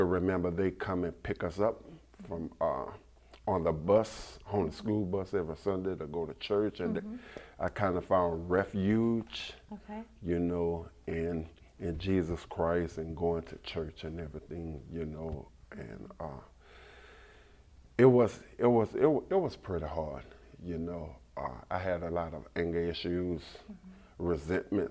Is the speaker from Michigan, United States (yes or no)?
no; Baton Rouge, Louisiana, United States; I grew up in a town in Baton Rouge, Louisiana, called Fairfield